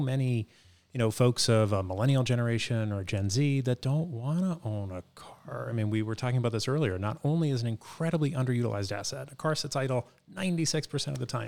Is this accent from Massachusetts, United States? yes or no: yes; Boston, Massachusetts, United States; I grew up in Dorchester, and so I had some firsthand experience on knowing what it's like to navigate a city